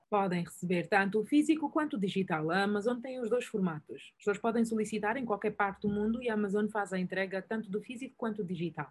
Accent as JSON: {"language": "Portuguese", "country": "Angola", "said": "eu sou angolano"}